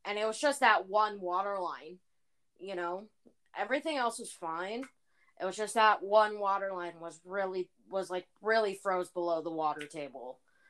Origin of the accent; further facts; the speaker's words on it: Iowa, United States; because I grew up in Iowa all of my life, and being an Iowa farm girl myself